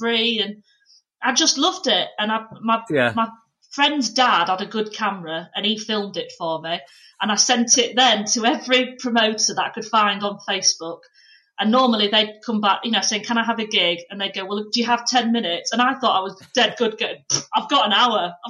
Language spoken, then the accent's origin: English; Pannal, Yorkshire and the Humber, United Kingdom; I'm actually like middle of nowhere, because it's technically North Yorkshire, but Leeds was the nearest place